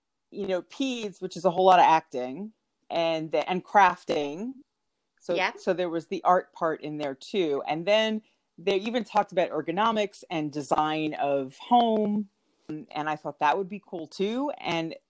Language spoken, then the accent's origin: English; New York, United States; moved away as an adult; also born or lived in Florida; I'm from New York originally